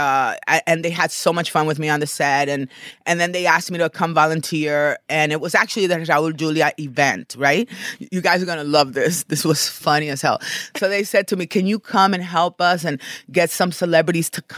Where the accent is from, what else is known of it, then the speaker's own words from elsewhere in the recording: Dominican Republic; moved away; also born or lived in New York / Los Angeles; I'm from Dominican Republic